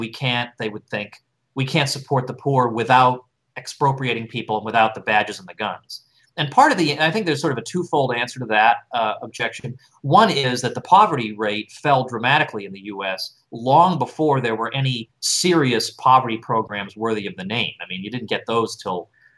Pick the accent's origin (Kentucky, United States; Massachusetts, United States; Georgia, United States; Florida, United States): Massachusetts, United States; I'm from Massachusetts